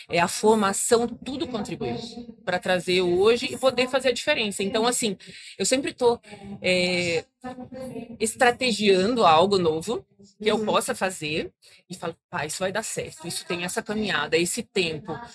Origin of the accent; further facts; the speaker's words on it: Paraná, Brazil; eu nasci no Paraná, meus pais são agricultores desde pequenos